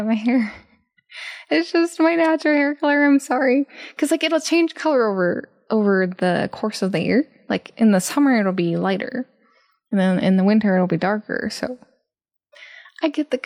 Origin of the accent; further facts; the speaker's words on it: Japan; I grew up in Japan being a hahu, like half Japanese, half American